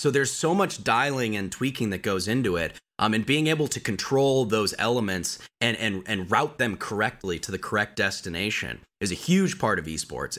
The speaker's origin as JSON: {"language": "English", "region": "Colorado", "country": "United States", "tie": "born or raised there", "also_born_or_lived": "Orange County, California", "moved": "as an adult", "said": "I'm from Colorado originally, uh, born and raised, mountain boy."}